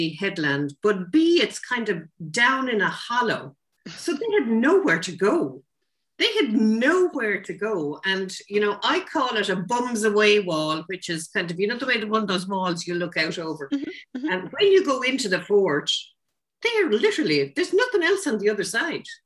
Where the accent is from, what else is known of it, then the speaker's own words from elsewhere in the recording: Ireland; I'm Irish